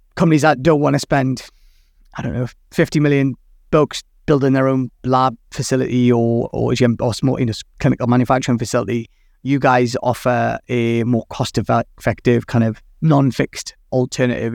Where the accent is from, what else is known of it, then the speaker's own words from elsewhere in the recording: Newcastle upon Tyne, North East England, United Kingdom; my hometown